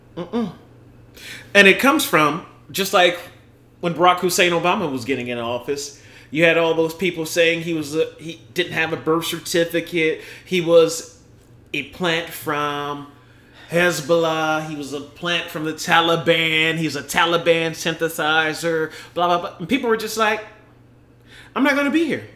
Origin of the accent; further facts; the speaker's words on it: United States; I'm fucking American an American that put my fucking life on the line serving the military